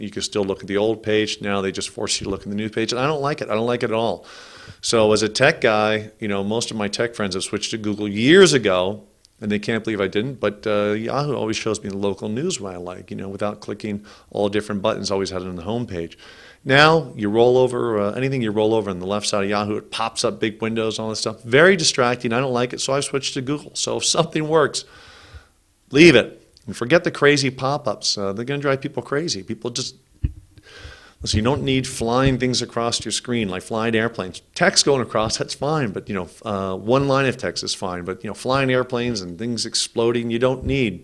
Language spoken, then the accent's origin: English; California, United States; I grew up in California